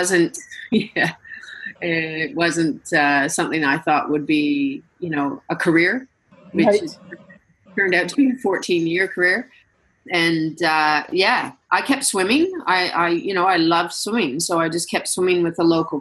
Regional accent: Canada; being Canadian

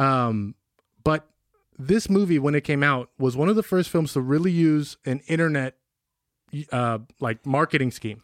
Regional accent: Benicia, California, United States; growing up in Benicia

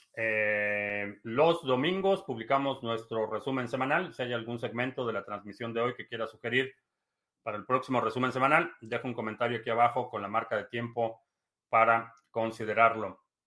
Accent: Mexico; now in United States; Soy de México, sí, soy de México, pero vivo en Estados Unidos desde hace

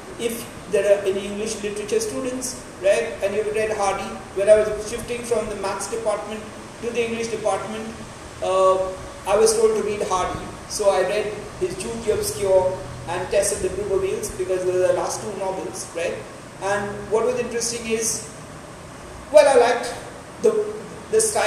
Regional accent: India

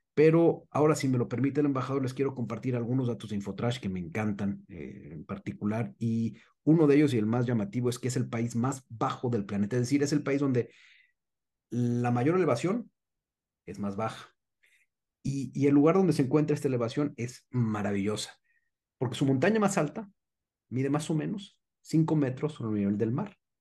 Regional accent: Mexico

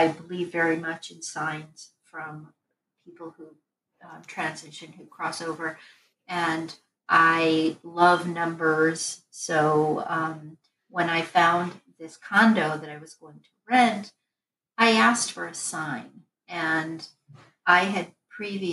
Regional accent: Connecticut, United States; moved away; I was originally from Connecticut, it's where I was born

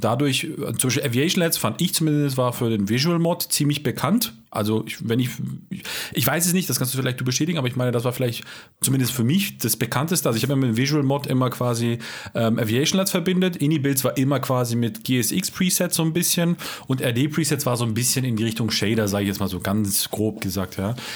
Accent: Baden-Württemberg, Germany; accent: Alemannic; Ich komme ja selber aus dem Badenländle, ja. Ich bin sogar Alemannisch

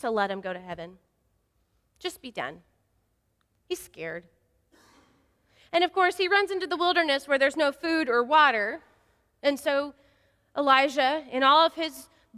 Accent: West Texas, United States; I'm from West Texas, and so I'm a Friday Night Lights girl

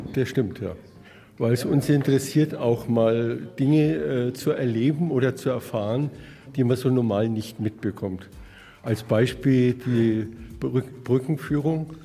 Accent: Nuremberg, Bavaria, Germany; Herkommen tun wir aus Nürnberg, da wo man so gut Fußball spielt

